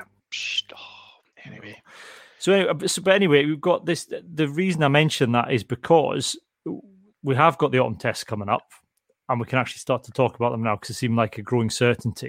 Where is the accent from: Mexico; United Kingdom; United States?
United Kingdom; Berwick-upon-Tweed, North East England; I'm from Berwick and I went to school with like a load of farmers lads and stuff